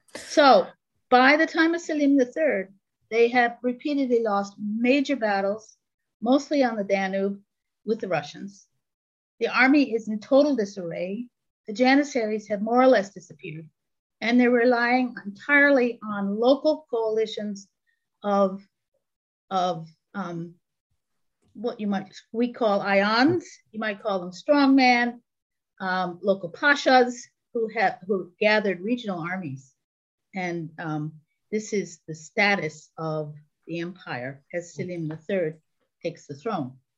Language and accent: English; New York City, New York, United States; moved away; also born or lived in Istanbul / Toronto; I was raised on Long Island in New York City